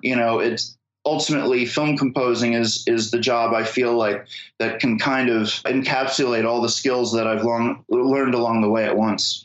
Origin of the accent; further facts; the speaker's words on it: Philadelphia, Pennsylvania, United States; now in Brooklyn, United States; I live in Brooklyn, but I'm from Philadelphia originally